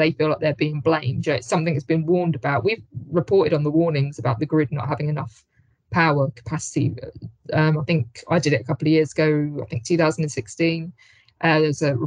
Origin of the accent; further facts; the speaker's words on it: Hayes, London, United Kingdom; my hometown of Hayes, West London